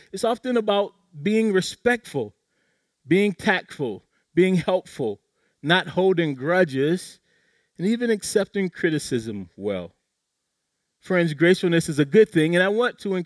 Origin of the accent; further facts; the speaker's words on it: South Carolina, United States; accent: South Carolina; my South Carolina accent